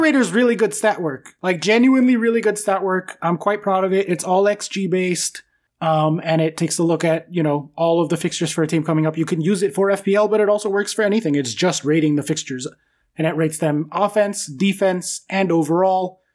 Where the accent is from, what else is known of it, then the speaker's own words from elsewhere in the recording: United States; I'm American